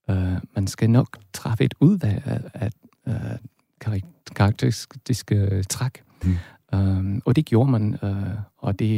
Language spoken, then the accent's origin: Danish; Northern Germany, Germany; accent: German accent; Danish is a second language; moved away; når jeg taler til folk fra andre steder, så, så vil de nok kunne sige, hvor jeg kommer fra, nemlig fra Nordtyskland.